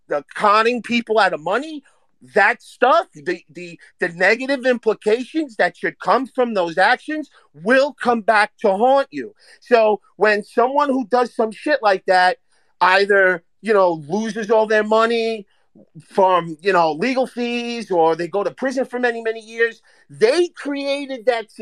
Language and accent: English; New York, United States; I'm from New York.